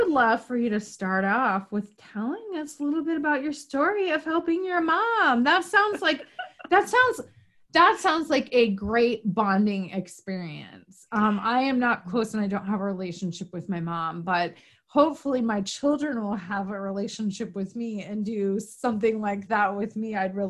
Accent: New York, United States; also born or lived in Florida; I'm from Northern New York originally, but I lived in Florida for a little while.

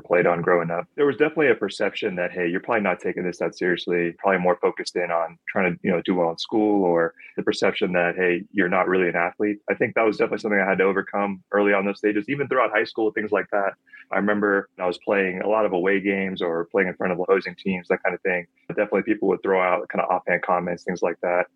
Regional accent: Phoenix, Arizona, United States; I grew up in Phoenix, so it's always been hot out here

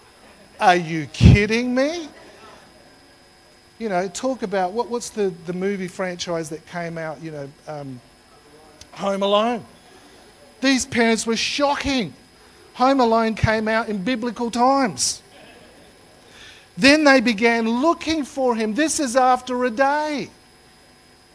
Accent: Australia; I was born here in Australia

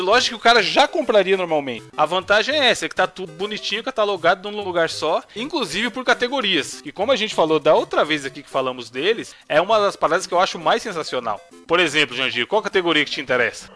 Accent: Brazil; A gente é brasileiro

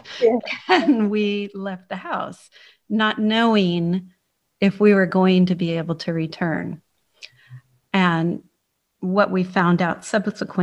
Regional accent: San Francisco, California, United States; moved away as an adult; now in Cheltenham, United Kingdom; I was born in San Francisco, California

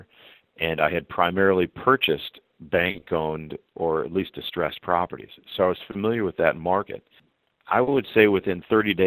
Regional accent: Chicago, Illinois, United States; moved away; also born or lived in Ohio; I'm from Chicago

